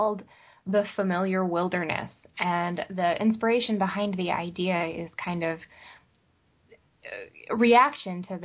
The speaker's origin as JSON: {"language": "English", "region": "Northern Illinois", "country": "United States", "tie": "born or raised there", "moved": "yes", "lives_now": "Long Island, United States", "said": "I grew up in Northern Illinois"}